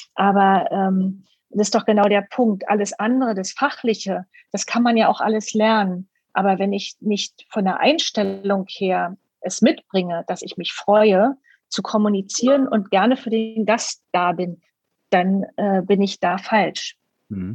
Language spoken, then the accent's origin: German; Berlin, Germany; Ich komme ja aus Berlin